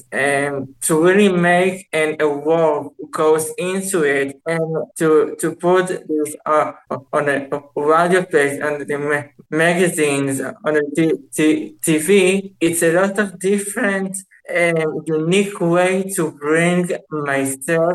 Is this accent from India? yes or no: no; Israel; in Israel, people don't want me here because I am so much different from them.